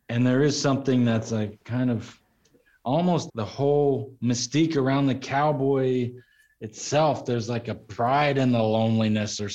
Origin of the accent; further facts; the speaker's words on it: Texas, United States; growing up in Texas my dad uh, you know roped and rode horses